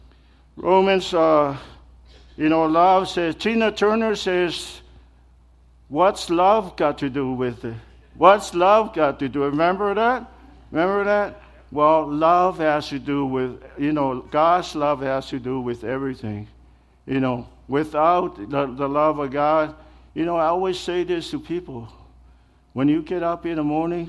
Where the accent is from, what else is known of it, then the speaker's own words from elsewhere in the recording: American Samoa; moved away; Growing up back home, the culture is just different, you know. I'm from American Samoa, that's where I'm from.